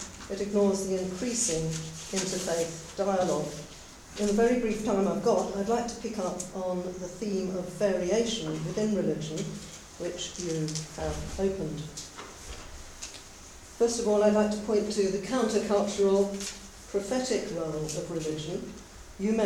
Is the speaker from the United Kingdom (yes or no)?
yes; England, United Kingdom; also born or lived in South Africa; as an English Anglican priest ordained in the Antipodes myself, albeit in South Africa